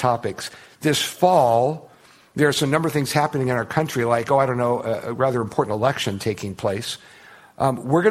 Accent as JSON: {"language": "English", "country": "United States", "said": "I'm an American"}